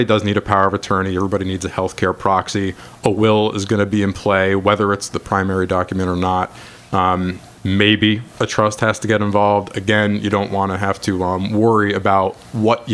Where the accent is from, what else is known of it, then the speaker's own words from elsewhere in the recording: Orange County, New York, United States; I was born and raised in Orange County. I graduated Minnesink